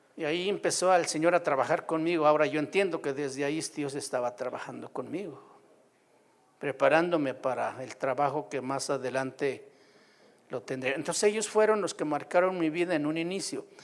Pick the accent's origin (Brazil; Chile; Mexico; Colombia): Mexico; Puácuaro, Michoacán; moved away as an adult; also born or lived in Sierra de Oaxaca; mi pueblo, en Puácuaro, ahí a la orilla de la laguna de Pátzcuaro